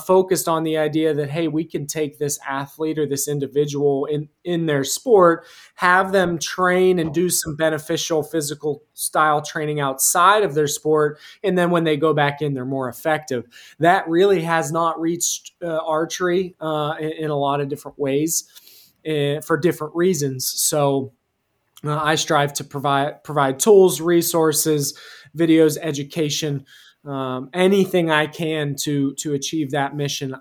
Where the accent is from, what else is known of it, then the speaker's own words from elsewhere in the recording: rural central Pennsylvania, United States; I'm from Pennsylvania, more specifically rural central Pennsylvania.